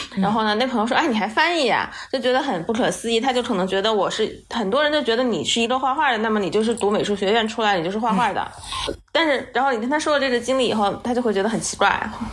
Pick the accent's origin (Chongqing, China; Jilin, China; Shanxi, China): Chongqing, China; moved away; also born or lived in Southern United States / New York / Beijing; 因为我是在美院长大的嘛